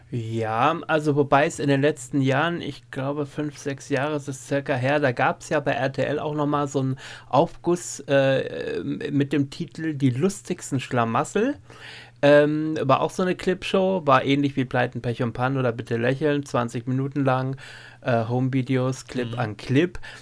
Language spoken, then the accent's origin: German; East Frisia, Lower Saxony, Germany; moved away; in meine alte Heimat nach Ostfriesland zurückkehrte